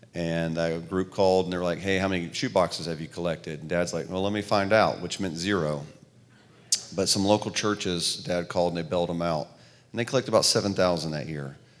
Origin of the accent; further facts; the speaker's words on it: the South, United States; also born or lived in New York; I'm from the South, clearly the way I talk